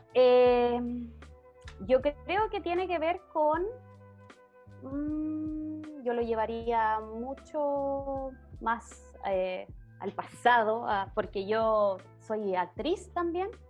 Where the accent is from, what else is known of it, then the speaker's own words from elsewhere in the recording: Melipilla, Santiago Metropolitan Region, Chile; nosotros somos de acá de Melipilla